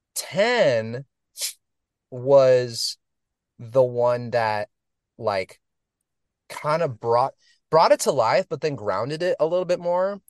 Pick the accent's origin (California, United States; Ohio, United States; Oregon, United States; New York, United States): Oregon, United States; Portland; moved away as an adult; also born or lived in Los Angeles; I, I was from Portland